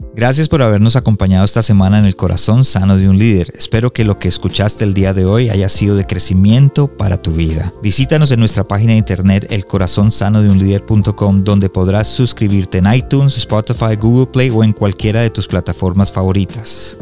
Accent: Colombia; yo soy colombiano

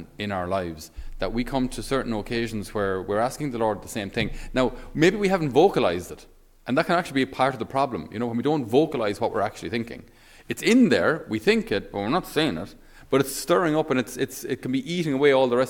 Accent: Tipperary, Ireland; I'm from Tipperary. We're a landlocked county.

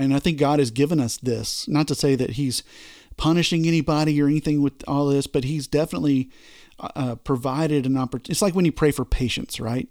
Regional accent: Texas, United States; I'm from Texas

